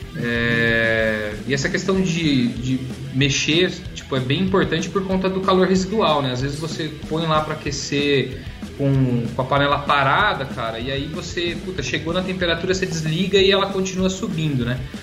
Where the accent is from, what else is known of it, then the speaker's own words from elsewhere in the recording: Jundiaí, São Paulo, Brazil; eu sou de Jundiaí, interior de São Paulo